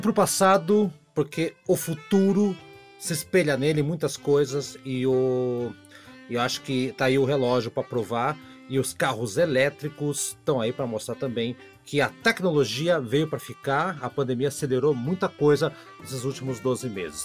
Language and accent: Portuguese; Curitiba, Paraná, Brazil; sou de Curitiba, Piá é o menino